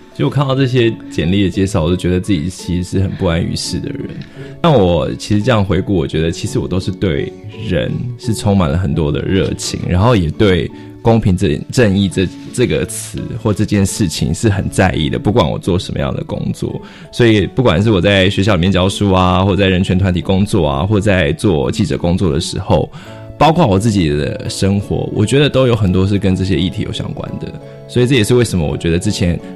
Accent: Toufen, Miaoli County, Taiwan; 我是在苗栗的一个小乡镇长大的嘛。那我，在苗栗这个地方，像我， 我成长的这个头份这个地方

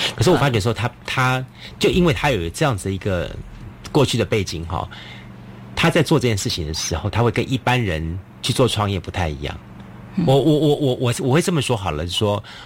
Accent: southern Taiwan, Taiwan; 我们南部的人

